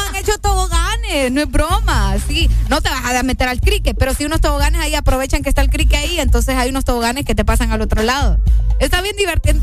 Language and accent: Spanish; San Pedro Sula, Cortés, Honduras; yo crecí en la Unión